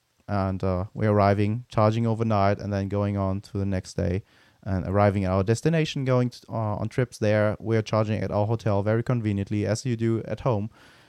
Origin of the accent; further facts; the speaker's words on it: Germany; near my hometown where I grew up, they're also building one because it's also next to the Autobahn.